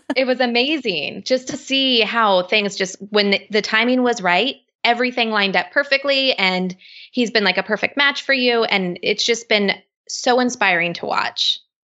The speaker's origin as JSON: {"language": "English", "region": "West Coast", "country": "United States", "said": "I'm from the West Coast"}